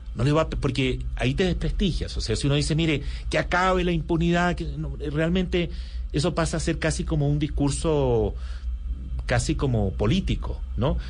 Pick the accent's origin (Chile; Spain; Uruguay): Chile; yo crecí em, eh, mi, adolescencia y toda mi juventud y estudios universitarios los hice en Chile bajo la dictadura de Pinochet